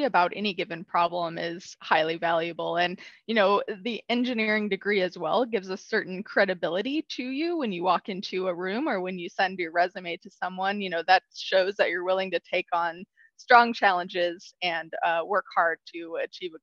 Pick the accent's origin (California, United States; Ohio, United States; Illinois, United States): Illinois, United States; Southern; moved away as an adult; also born or lived in Urbana-Champaign, Illinois / Texas / Chicago area, Illinois; I'm originally from a small rural town in Southern Illinois